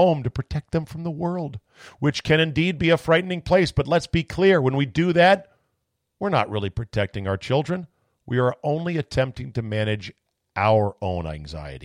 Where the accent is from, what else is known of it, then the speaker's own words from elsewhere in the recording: United States; as an American